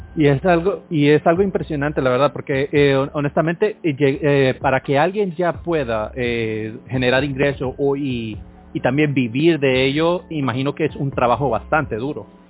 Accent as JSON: {"language": "Spanish", "country": "Honduras", "said": "soy de Honduras"}